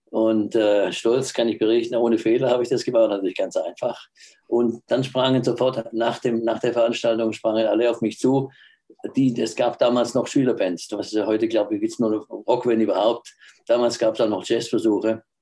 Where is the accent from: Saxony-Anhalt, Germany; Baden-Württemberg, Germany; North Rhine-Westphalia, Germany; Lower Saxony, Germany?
Baden-Württemberg, Germany; Natürlich dann auch, als Schwabe muss man auch Maultaschen essen, ist ja klar.